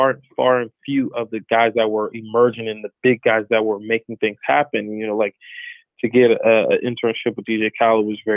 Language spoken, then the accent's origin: English; Palm Beach, Florida, United States; moved away as an adult; also born or lived in Broward County, Florida; now in Los Angeles, United States; Prior to LA, I grew up in Florida. Florida is where I'm from. I was born in Broward County, raised in Palm Beach, Florida